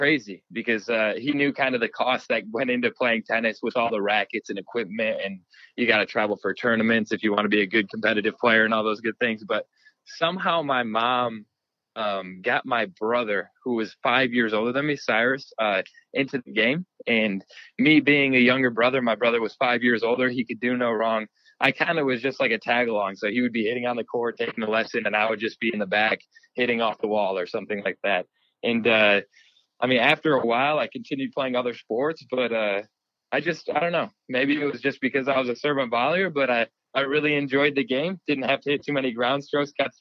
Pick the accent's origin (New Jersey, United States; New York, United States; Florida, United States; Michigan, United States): Michigan, United States; East Lansing; I grew up in East Lansing, Michigan